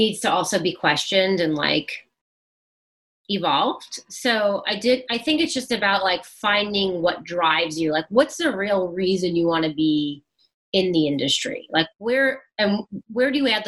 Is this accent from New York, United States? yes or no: yes; New York City, New York, United States; I'm from Brooklyn and I grew up in the city